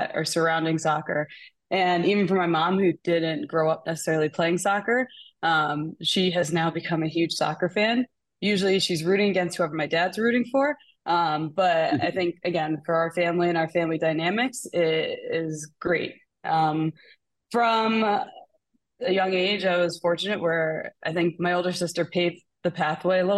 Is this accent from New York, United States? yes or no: yes; Long Island, New York, United States; So I grew up on Long Island. I'm from Long Island originally